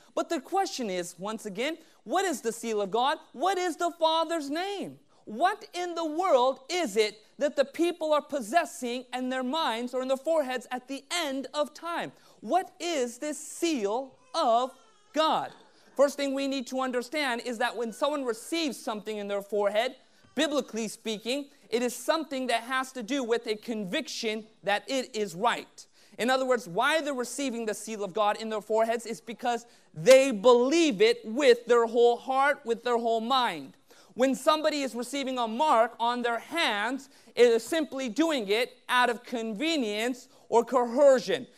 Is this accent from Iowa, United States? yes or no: no; Southern California, United States; growing up in Southern California